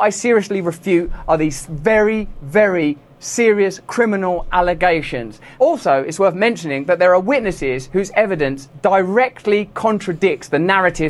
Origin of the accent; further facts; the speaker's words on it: England, United Kingdom; I'm English